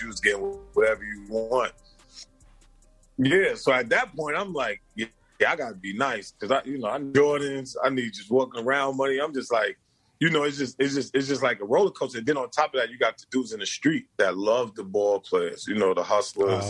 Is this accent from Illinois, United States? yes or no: no; New York City, New York, United States; also born or lived in New Jersey; I was born in Brooklyn